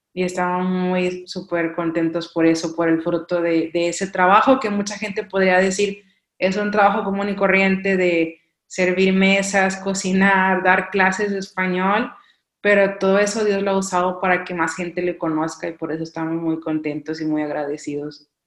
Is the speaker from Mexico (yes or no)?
yes; Mexico; moved away as an adult; soy mexicana, claro, de la costa